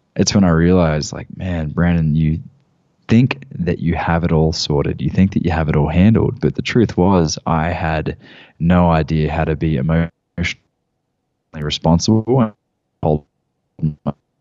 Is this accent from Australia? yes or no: yes; Gold Coast, Queensland, Australia; moved away as an adult; I had a gym in my hometown on the Gold Coast